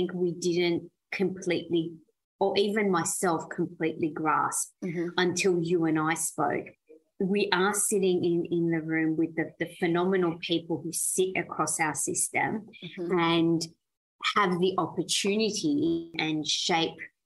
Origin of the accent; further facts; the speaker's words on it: Australia; English is a second language; also born or lived in Iran; I was born in Iran and migrated to Australia when I was 9 years old